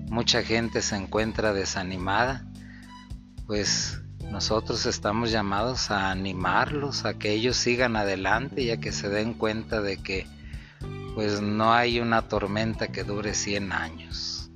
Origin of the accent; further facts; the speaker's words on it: Matamoros, Tamaulipas, Mexico; born there; also born or lived in Veracruz / San Luis Potosí; soy nacido en Matamoros, Tamaulipas. Después de vivir en Matamoros, Tamaulipas, viví en Veracruz, también en el mero puerto de Veracruz.